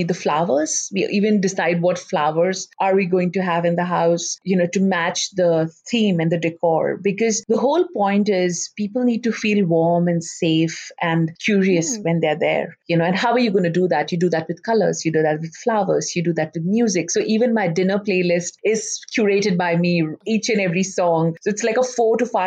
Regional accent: Ulhasnagar, Maharashtra, India; moved away as an adult; also born or lived in Mumbai, India; now in Perth, Australia; we grew up in Ulasnagar, which had a huge Sindhi population

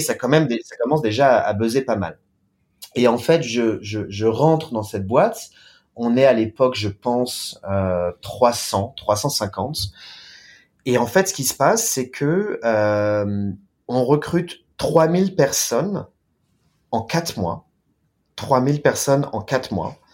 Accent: France; moved away as an adult; now in China; en tant que Français, en tant que Latin

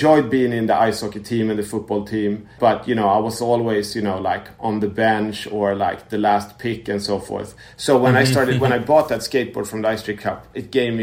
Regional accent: Stockholm, Stockholm County, Sweden; I'm born and raised in Stockholm, Sweden

